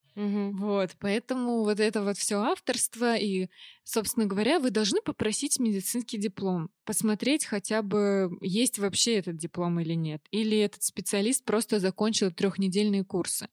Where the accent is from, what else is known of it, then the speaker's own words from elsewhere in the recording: Orenburg, Orenburg Oblast, Russia; now in Moscow, Russia; Я родилась в Оренбурге